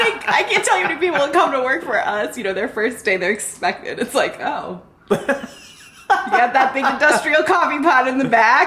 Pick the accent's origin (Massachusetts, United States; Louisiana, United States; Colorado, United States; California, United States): Louisiana, United States; New Orleans; moved away as an adult; also born or lived in Chicago; I grew up in New Orleans. So 18 years in New Orleans and then college through the beginning of my career in Chicago.